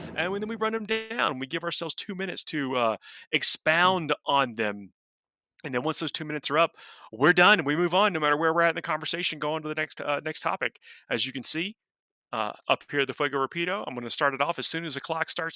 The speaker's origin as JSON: {"language": "English", "region": "the South", "country": "United States", "said": "we're from the South, so we have sweet tea"}